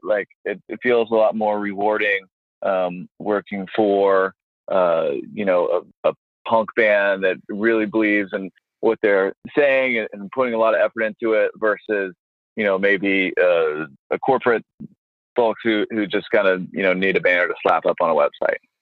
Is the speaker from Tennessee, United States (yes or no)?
yes; Tennessee, United States; I'm from Tennessee